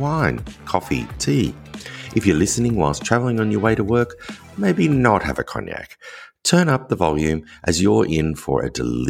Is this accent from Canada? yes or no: no; Australia; us Australians